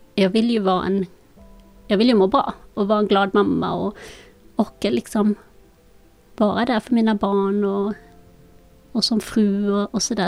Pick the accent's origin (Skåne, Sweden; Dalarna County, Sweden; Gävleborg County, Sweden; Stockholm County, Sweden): Skåne, Sweden; Malmö; also born or lived in Colombia; Jag befinner mig i vårt hus där jag är uppvuxen i Malmö.